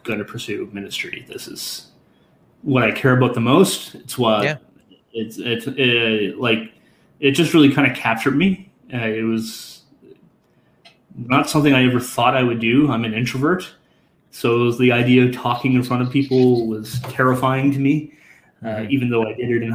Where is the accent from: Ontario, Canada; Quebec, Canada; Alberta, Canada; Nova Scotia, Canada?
Nova Scotia, Canada; moved away as an adult; also born or lived in New Brunswick; now in Ottawa, Canada; I'm from Nova Scotia